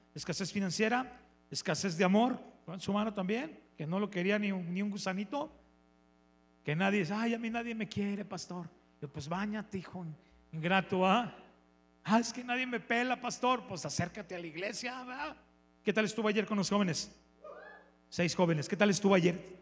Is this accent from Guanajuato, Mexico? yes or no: yes; León, Guanajuato, Mexico; Soy de León